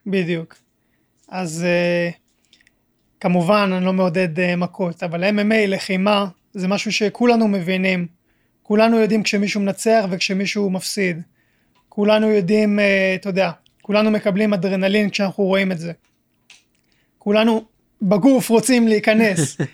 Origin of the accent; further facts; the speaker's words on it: Israel; also born or lived in France; עליתי לארץ בגיל חודשיים, ואז חזרנו לגור בצרפת גיל 4 אה, עד 5, ומאז אה, הייתי בארץ